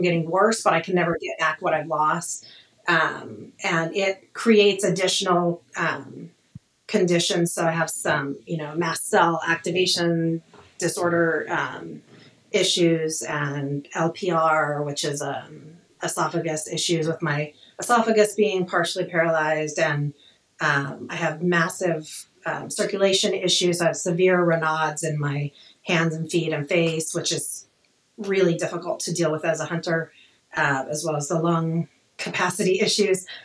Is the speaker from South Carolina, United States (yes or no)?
no; Alaska, United States; moved away as an adult; also born or lived in Anchorage, Alaska / northern Arizona; now in Arizona, United States; I was born and raised in Alaska